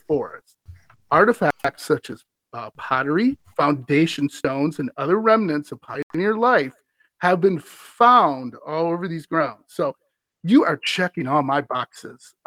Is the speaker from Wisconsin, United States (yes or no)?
yes; Wisconsin, United States; I'm from Wisconsin.